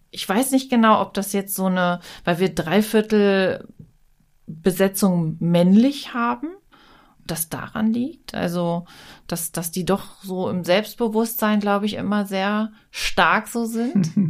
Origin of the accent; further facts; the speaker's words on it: Hanover, Lower Saxony, Germany; Also jung hier aufgewachsen, dann echt nicht aufs krasse Land gezogen und jetzt wieder hier äh, am Werk.